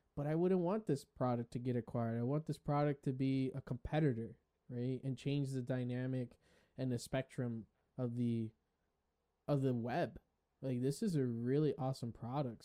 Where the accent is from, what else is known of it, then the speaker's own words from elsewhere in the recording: Puerto Rico; Boricua is something that us Puerto Ricans, we identify